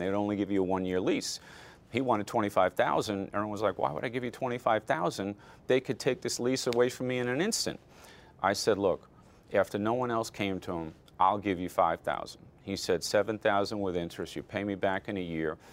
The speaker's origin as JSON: {"language": "English", "town": "Amityville", "region": "New York", "country": "United States", "tie": "born or raised there", "also_born_or_lived": "Flushing, New York", "said": "I was born in Flushing, New York, grew up in Amityville, Long Island"}